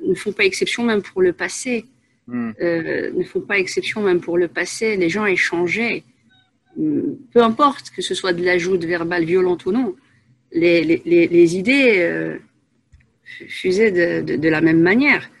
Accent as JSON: {"language": "French", "town": "Asnières-sur-Seine", "region": "Île-de-France", "country": "France", "tie": "born or raised there", "also_born_or_lived": "Paris / Saint-Gratien / Enghien-les-Bains", "moved": "as an adult", "lives_now": "Belgium", "said": "à la base une Parisienne. je suis née à Paris 14e. J'ai vécu, j'ai passé mon enfance à Agnières-sur-Seine"}